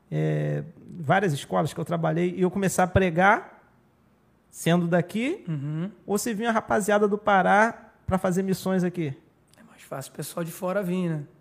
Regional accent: Araruama, Rio de Janeiro, Brazil; Porque eu sou de Araruama. Eu sou da raiz da terra.

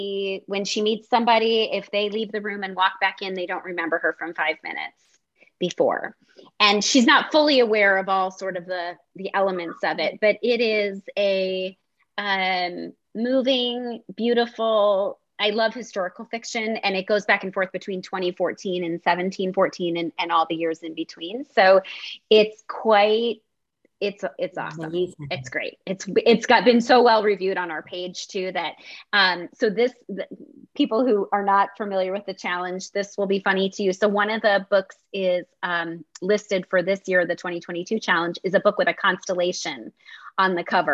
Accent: Philadelphia, Pennsylvania, United States; I'm from Philly.

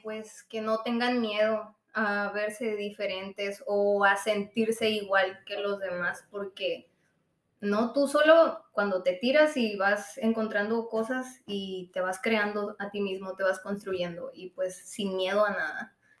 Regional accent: Trincheras, Sonora, Mexico; also born or lived in Hermosillo; yo nací aquí en Hermosillo y me fui a vivir allá a Trincheras, ahí viví pues mi niñez. A los 10 años eh, me vine a vivir a Hermosillo

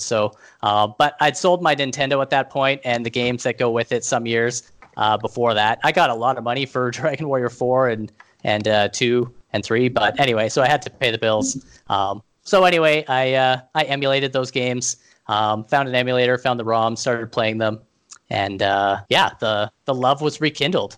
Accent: Canada; being Canadian

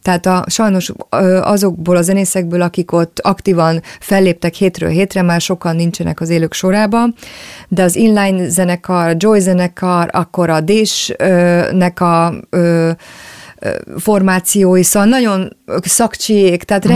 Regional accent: Budapest, Hungary; én maradtam valahogy azon a környéken Budapesten, attól a lakástól, ahol felnőttem

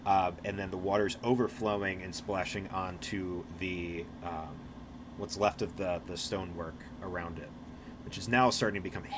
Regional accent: Ireland; I'm Irish. Don't talk to me about

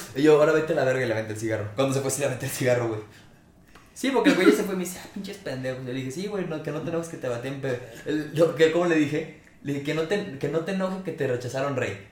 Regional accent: Mexico; somos mexicanos

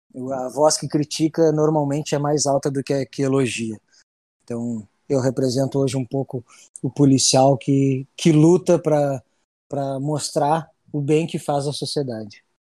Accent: Rio Grande, Rio Grande do Sul, Brazil; consegui vir, vir para minha cidade natal trabalhar

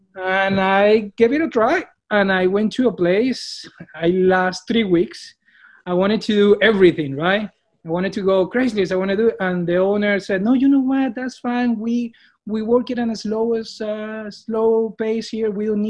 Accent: Colombia; English is a second language; moved away as an adult; now in United States; I'm from Colombia.

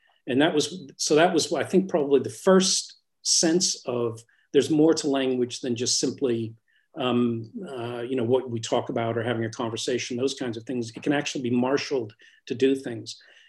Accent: Newcastle, North East England, United Kingdom; born there; When I was born in Newcastle, and my parents were English.

